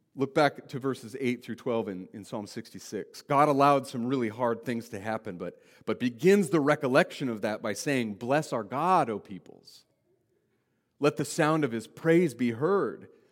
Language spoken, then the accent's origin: English; Wyoming, United States; I grew up in Wyoming